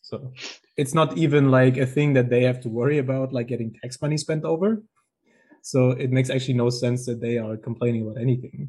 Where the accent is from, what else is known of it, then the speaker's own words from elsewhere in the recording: Baden-Württemberg, Germany; I'm also from Germany, um, from Southern Germany, Baden-Württemberg.